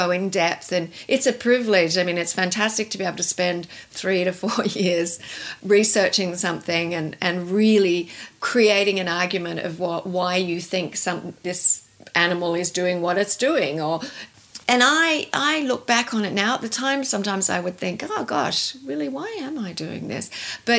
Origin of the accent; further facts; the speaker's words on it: Tasmania, Australia; I grew up in Tasmania.